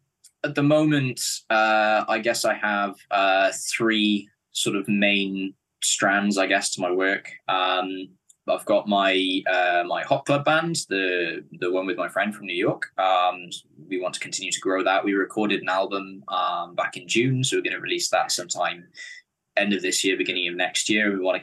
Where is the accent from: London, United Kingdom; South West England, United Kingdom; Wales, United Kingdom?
Wales, United Kingdom; Cardiff; Yeah, I was born in Cardiff. I've been here my whole life, and I think plan to stay here.